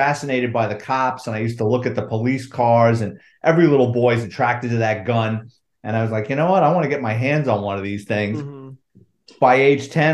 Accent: New York City, New York, United States; I grew up in the Bronx

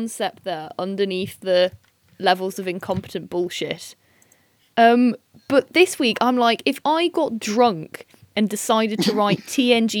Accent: Derbyshire, East Midlands, United Kingdom; I'm from Derbyshire

